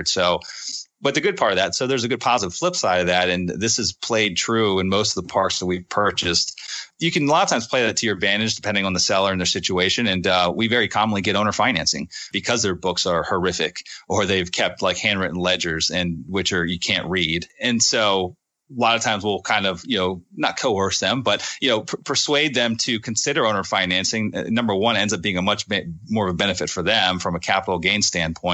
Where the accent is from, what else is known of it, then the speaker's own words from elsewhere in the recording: Northeast, United States; I'm from the Northeast. And I'm a Yankee in their eyes.